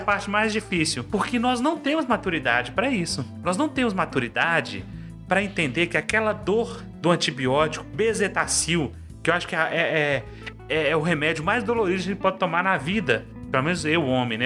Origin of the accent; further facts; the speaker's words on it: Carlos Chagas, Minas Gerais, Brazil; eu sou de uma cidade do interior, Carlos Chagas, Minas Gerais